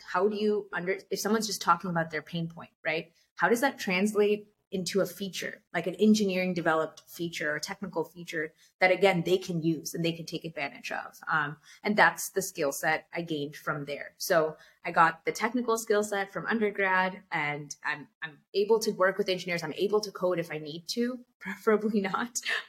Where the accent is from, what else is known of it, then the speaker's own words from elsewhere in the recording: California, United States; I'm born and raised in California, but I landed up in Illinois studying computer science at the University of Illinois, Urbana-Champaign.